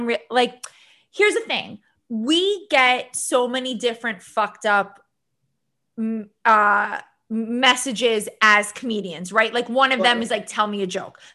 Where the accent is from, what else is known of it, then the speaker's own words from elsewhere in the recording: New York, United States; I'm Jewish from New York and a comedian